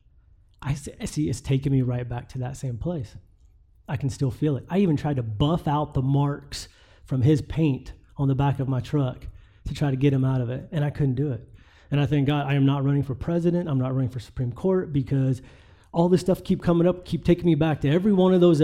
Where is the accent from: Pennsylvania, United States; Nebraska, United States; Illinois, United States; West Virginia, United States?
West Virginia, United States; I'm from West Virginia